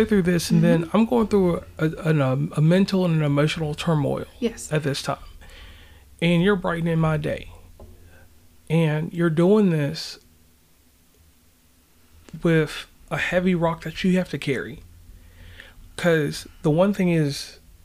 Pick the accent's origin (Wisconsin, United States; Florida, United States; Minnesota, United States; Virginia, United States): Virginia, United States; Tappahannock; also born or lived in Charleston; I'm from Virginia